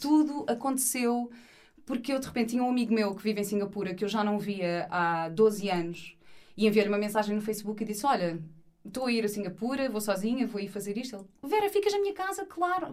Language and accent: Portuguese; Portugal; sou de Portugal